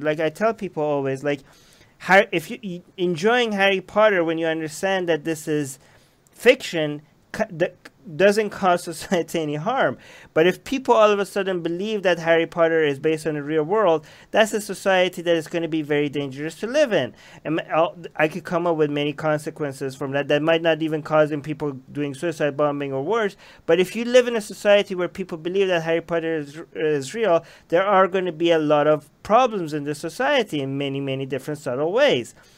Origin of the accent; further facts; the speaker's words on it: Iran; moved away; I grew up in Iran, which was only Shia